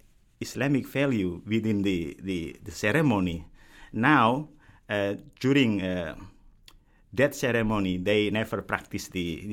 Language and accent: English; Java, Indonesia; So, for example, I grew up in Javanese culture. Java is one of the tribes